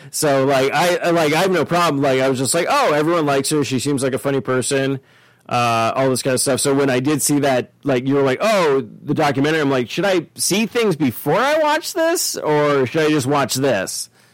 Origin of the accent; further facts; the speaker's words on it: Ireland; I'm an Irishman